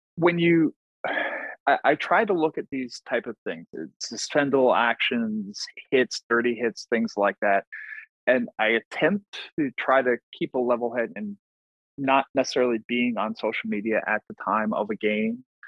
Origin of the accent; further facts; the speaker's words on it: Long Island, New York, United States; born and raised on Long Island